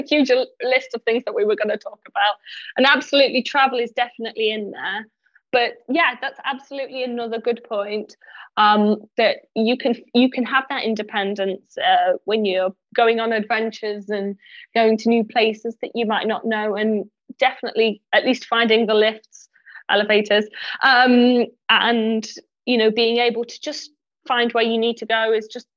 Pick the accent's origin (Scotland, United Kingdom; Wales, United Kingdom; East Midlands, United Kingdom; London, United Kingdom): East Midlands, United Kingdom; Derbyshire; moved away; I'm originally from Derbyshire